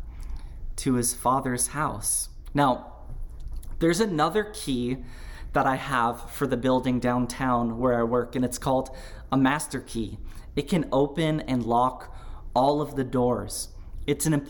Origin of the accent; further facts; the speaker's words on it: Big Island of Hawaii, United States; moved away; I grew up on the Big Island of Hawaii